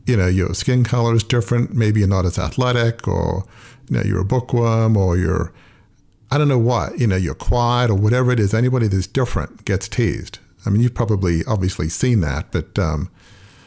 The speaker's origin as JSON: {"language": "English", "country": "Australia", "tie": "born or raised there", "said": "I grew up in Australia, so we kind of play cricket"}